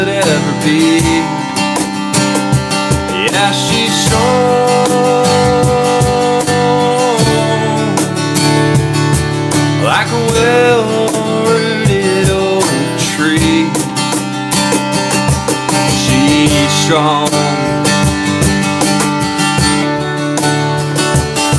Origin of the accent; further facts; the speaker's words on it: Atlanta, Georgia, United States; also born or lived in Newnan, Georgia; I was born in Metro Atlanta, and now I currently reside in Noonan